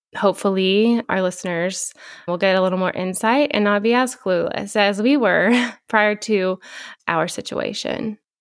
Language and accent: English; Shamrock, Texas, United States; moved away as an adult; now in Lubbock, United States; the Texas Panhandle, Shamrock, Texas. I live in Lubbock now. I moved here in two thousand six to go to college